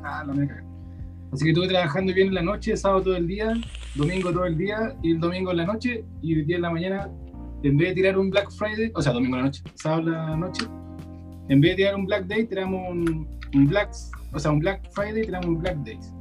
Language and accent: Spanish; Quilpué, Valparaíso, Chile; Yo soy acá de la quinta región de Quilpué, somos de acá nosotros